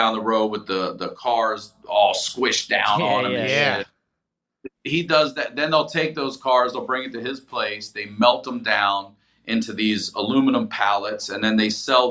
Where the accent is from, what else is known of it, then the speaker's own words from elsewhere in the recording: Carroll County, Maryland, United States; also born or lived in Baltimore; Grew up out in the county, in Carroll County, Maryland